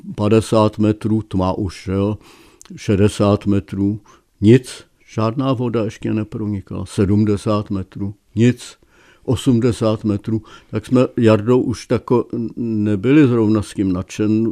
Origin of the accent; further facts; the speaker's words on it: Czechia; já jsem Čech jako poleno